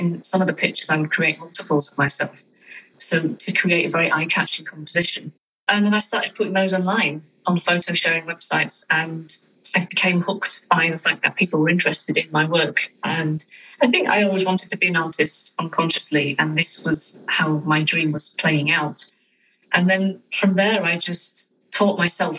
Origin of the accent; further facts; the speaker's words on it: United Kingdom; I'm a British fine art photographer